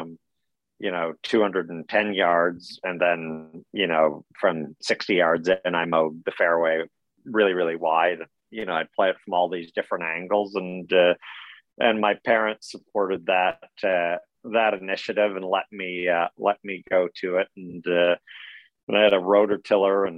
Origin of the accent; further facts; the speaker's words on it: Ontario, Canada; I grew up in Ontario, nowhere near a sea.